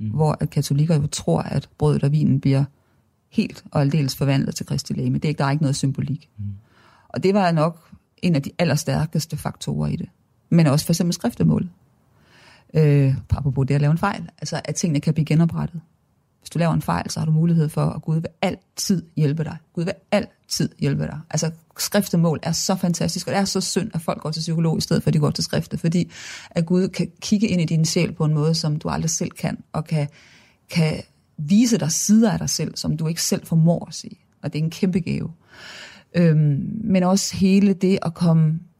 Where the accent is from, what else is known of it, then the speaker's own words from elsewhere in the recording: Viborg, Central Denmark Region, Denmark; Kommer fra Viborg, ikke? Jo, så jeg kom i Viborg Domkirke, da jeg var barn.